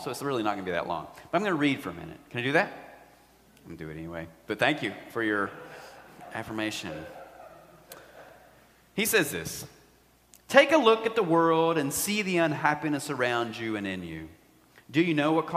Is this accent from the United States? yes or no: yes; United States; we are Americans.